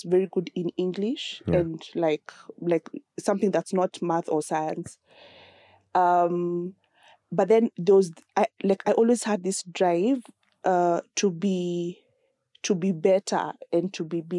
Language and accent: English; Nakuru, Nakuru County, Kenya; I grew up in Nakuru on a farm